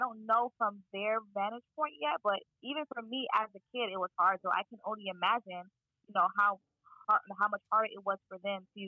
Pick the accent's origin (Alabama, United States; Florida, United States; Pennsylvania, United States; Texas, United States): Florida, United States; Miami; moved away as an adult; now in Boston, United States; So I am from Miami, Florida. Wow. And I was born and raised there, but my parents were born in Haiti. And so I'm Haitian American